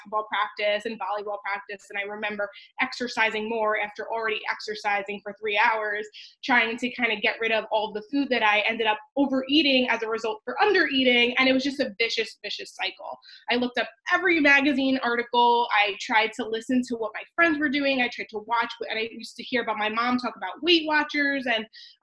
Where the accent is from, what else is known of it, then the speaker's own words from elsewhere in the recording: Long Island, New York, United States; I grew up on Long Island, New York